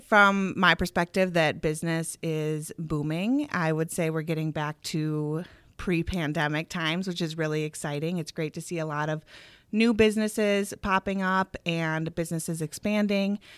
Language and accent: English; Eau Claire, Wisconsin, United States; also born or lived in Minneapolis, Minnesota / Whitewater, Wisconsin; I grew up in Eau Claire